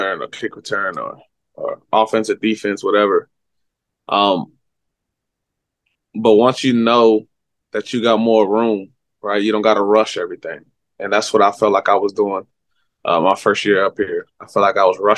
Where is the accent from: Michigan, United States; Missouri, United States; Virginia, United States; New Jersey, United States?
Virginia, United States; moved away; I was from Virginia. Washington, D.C. was like, it's like 30, 40 minutes away from me